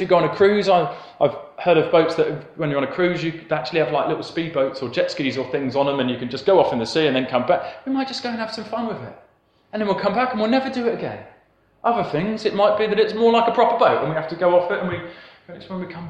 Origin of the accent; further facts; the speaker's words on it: Plymouth, South West England, United Kingdom; I grew up in Plymouth, so I was by the coast and I saw a lot of ships